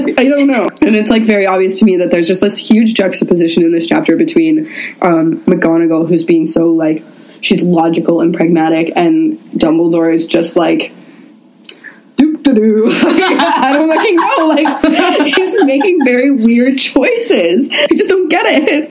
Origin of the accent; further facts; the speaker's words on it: Canada; we're Canadian